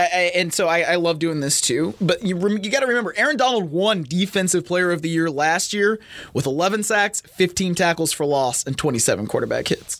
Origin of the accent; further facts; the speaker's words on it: Cleveland, Ohio, United States; moved away; my hometown of Cleveland.